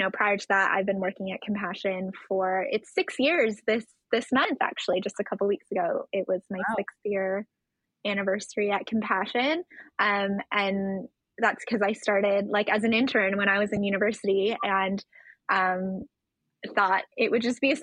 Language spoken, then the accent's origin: English; just outside of Toronto, Ontario, Canada; I was born and raised just outside of Toronto